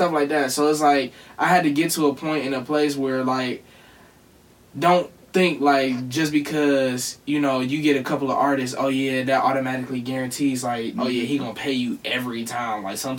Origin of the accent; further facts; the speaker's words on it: Cleveland, Ohio, United States; you from Cleveland just like I'm from Cleveland, and you do this just like I do this